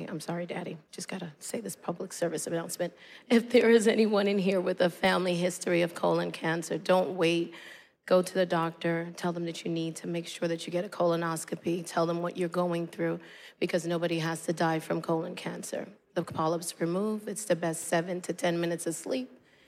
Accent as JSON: {"language": "English", "town": "New York City", "region": "New York", "country": "United States", "tie": "born or raised there", "said": "this young woman growing up in Brooklyn"}